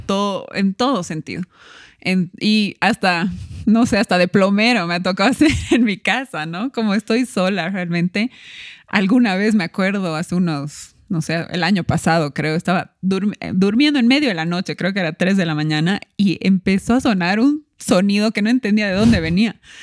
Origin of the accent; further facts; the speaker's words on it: Cochabamba, Bolivia; also born or lived in La Paz, Bolivia; vivíamos en La Paz, yo nací en La Paz y nos vinimos a Cochabamba con mi mamá